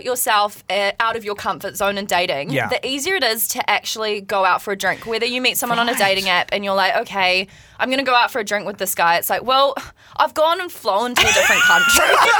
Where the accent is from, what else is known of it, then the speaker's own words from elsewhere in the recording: New Zealand; I'm from New Zealand.